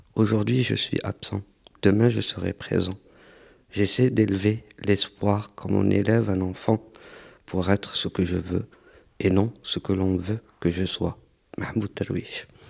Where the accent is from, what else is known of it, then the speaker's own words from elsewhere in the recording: Algeria; now in Marseille, France; je suis algérien, je suis diplômé de l'école des beaux-arts et je travaille en tant que moniteur